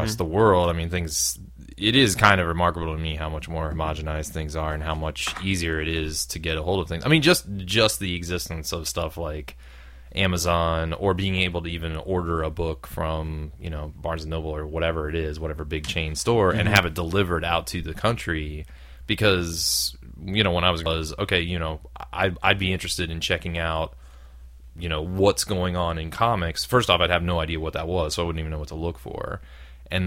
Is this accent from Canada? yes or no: no; Brown County, Southern Ohio, United States; moved away; I grew up in Southern Ohio